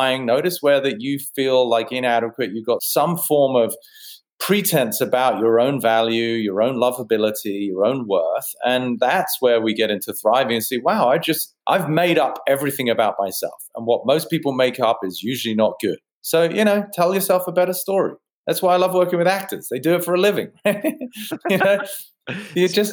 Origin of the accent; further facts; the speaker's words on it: United Kingdom; I'm a mind architect and I'm British